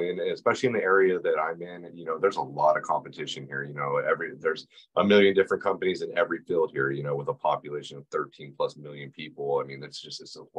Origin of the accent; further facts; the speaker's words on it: New Mexico, United States; Yeah, I came from New Mexico.